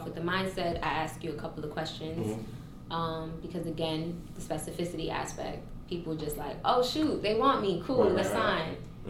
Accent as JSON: {"language": "English", "region": "New York", "country": "United States", "moved": "yes", "said": "I'm originally from New York."}